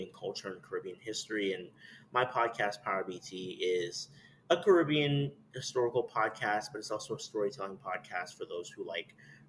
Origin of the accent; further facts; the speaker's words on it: New York City, New York, United States; I'm originally from Brooklyn, New York. My family is from the West Indies